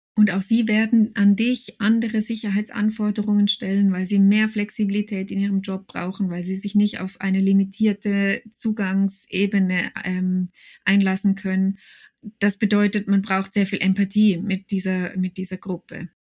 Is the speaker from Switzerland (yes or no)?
yes; Switzerland